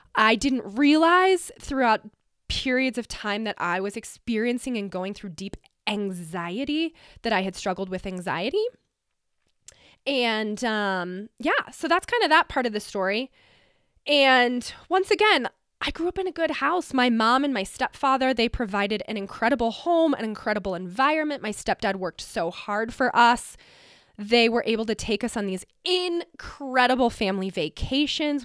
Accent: Glenwood Springs, Colorado, United States; now in Glenwood Springs, United States; I grew up in Glenwood Springs, Colorado, a small little mountain town

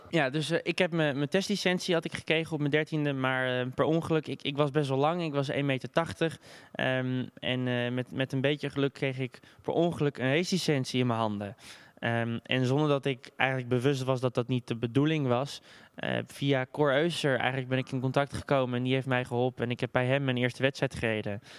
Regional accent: Amsterdam, North Holland, Netherlands; ik ben geboren en getogen in Amsterdam

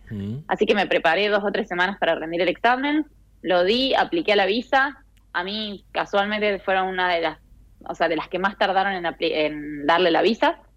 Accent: Argentina; Y te da las posibilidades de visa que, como argentinos, o bueno, muchos también con la ciudadanía italiana, eh, pueden aplicar.

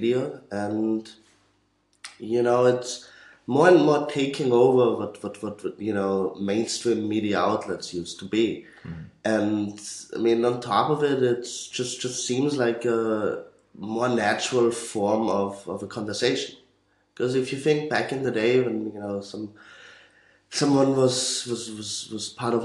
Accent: Austria; also born or lived in Vienna; I'm from Austria, studying

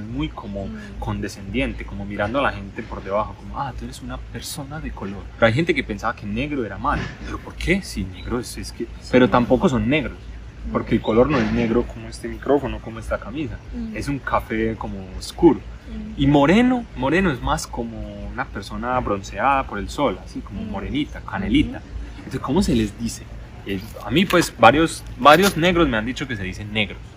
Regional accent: Medellín, Antioquia, Colombia; moved away as an adult; also born or lived in China; yo soy de Medellín

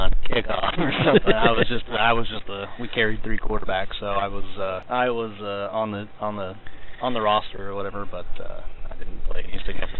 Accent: Carthage, Illinois, United States; growing up in Carthage, obviously a small town

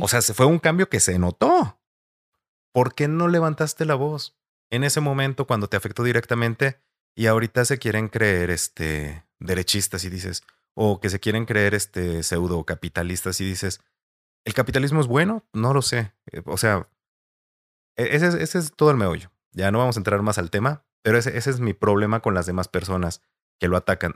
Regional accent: Mexico; nos está afectando como mexicanos

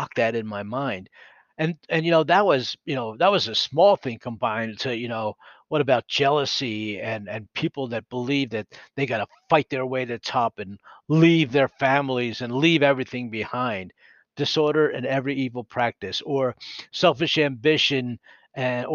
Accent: Philadelphia, Pennsylvania, United States; accent: East Coast; moved away; I was born and raised in Philadelphia

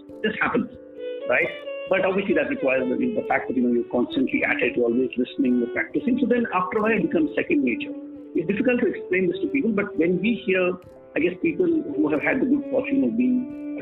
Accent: Delhi, India; I grew up in Delhi

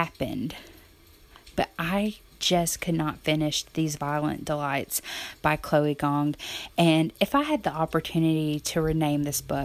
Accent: Alabama, United States; I'm from Alabama

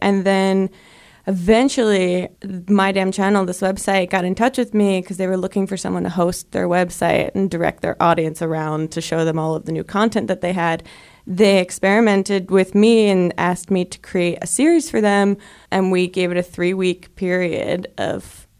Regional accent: New Jersey, United States; moved away as an adult; also born or lived in Brooklyn, New York; I am from New Jersey.

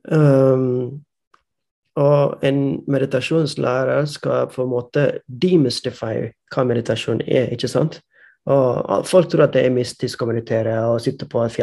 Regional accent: India; Måten jeg vokste opp i India, hadde ikke datamaskin, hadde ikke internett da jeg var liten.

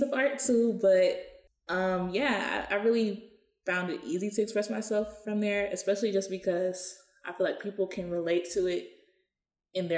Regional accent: Atlanta, Georgia, United States; I'm from Atlanta, Georgia

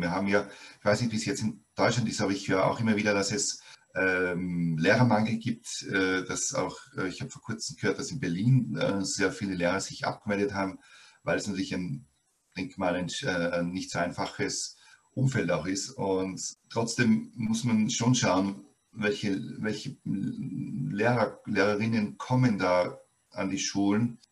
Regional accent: Austria; bei uns in Österreich

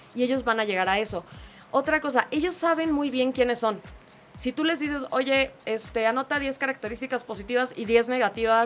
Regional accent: Mexico; los mexicanos son súper cálidos, nos encanta

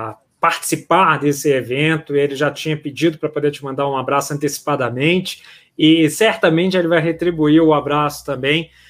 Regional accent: Minas Gerais, Brazil; accent: mineiro; você não, não tirou sarro com a minha cara por causa do meu sotaque mineiro

